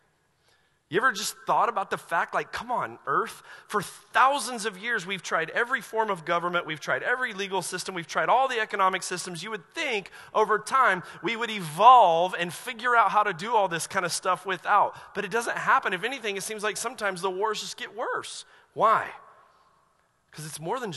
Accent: Asheville, North Carolina, United States; I grew up in Asheville, North Carolina

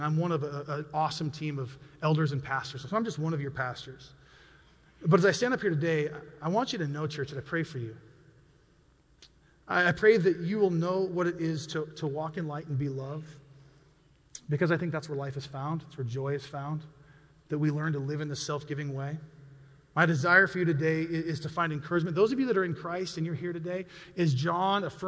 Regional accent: United States; I'm an American

